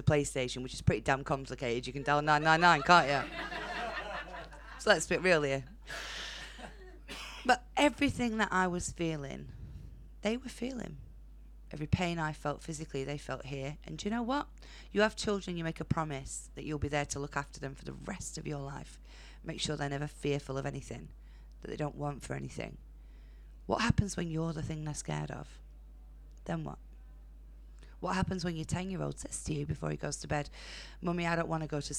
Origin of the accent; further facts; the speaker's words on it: Burnley, North West England, United Kingdom; I'm from Burnley